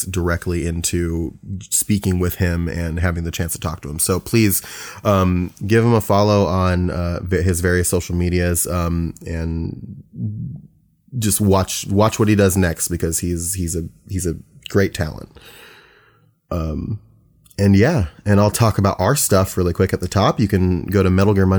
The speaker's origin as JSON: {"language": "English", "region": "Ohio", "country": "United States", "said": "being from Ohio myself"}